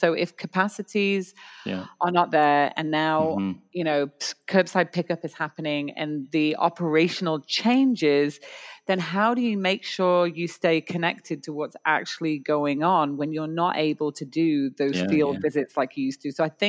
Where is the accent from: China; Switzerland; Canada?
Canada; It's not. We're Canadian. It's .ca.